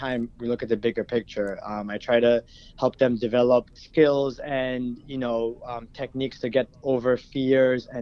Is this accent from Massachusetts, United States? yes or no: no; Paramus, New Jersey, United States; I'm originally from Bergen County. I grew up in Paramus.